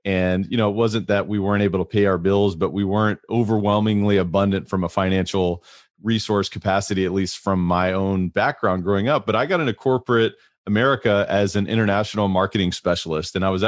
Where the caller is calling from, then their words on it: Louisville, Kentucky, United States; I am zooming in from Louisville, Kentucky in the United States.